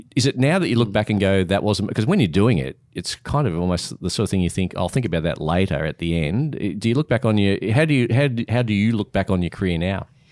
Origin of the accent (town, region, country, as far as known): Australia